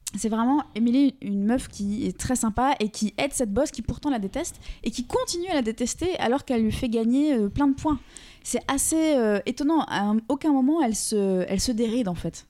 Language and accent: French; France; en tant que Français